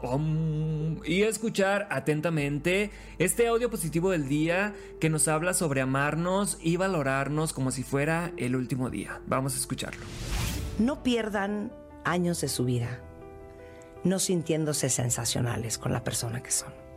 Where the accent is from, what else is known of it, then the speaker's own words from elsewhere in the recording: Los Mochis, Sinaloa, Mexico; moved away as an adult; now in Mexico City, Mexico; Soy de los Mochis, Sinaloa